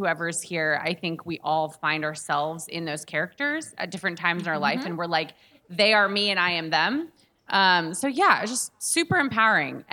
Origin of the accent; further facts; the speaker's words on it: Texas, United States; now in New York City, United States; I grew up in Texas